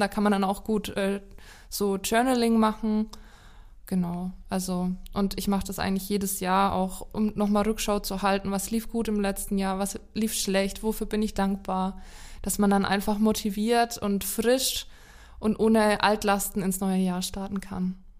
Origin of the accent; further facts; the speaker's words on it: Lower Franconia, Bavaria, Germany; Ich komme ja auch aus Unterfranken